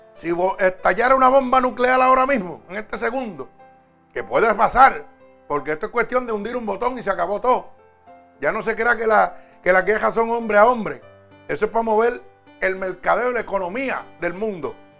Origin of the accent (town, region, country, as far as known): Puerto Rico